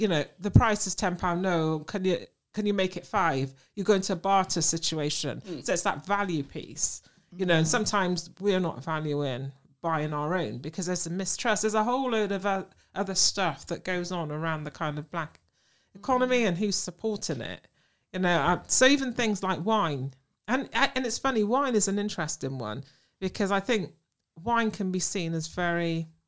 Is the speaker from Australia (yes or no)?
no; England, United Kingdom; I'm English